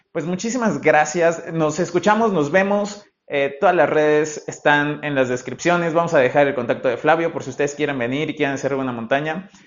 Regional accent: Mexico; nosotros que, venimos de México

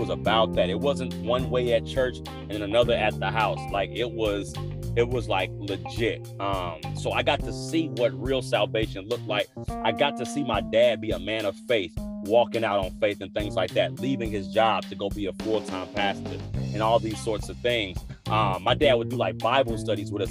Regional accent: Killeen, Texas, United States; I was born and raised in Killeen, Texas

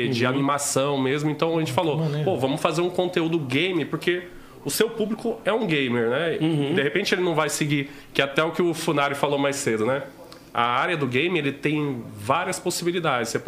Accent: Rondônia, Brazil; also born or lived in Dom Aquino, Mato Grosso; Eu cresci em Rondônia, né? A minha família, pô, todo mundo. Meus pais foram criados em fazenda e tava todo mundo indo pro, pra Rondônia atrás de terra mais barata, né?

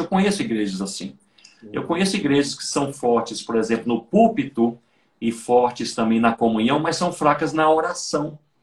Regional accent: Brazil; nós somos brasileiros e nós vivemos em um país

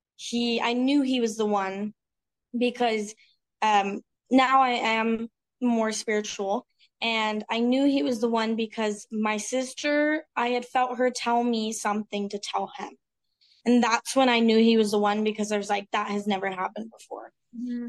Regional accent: Utah, United States; I grew up in Utah

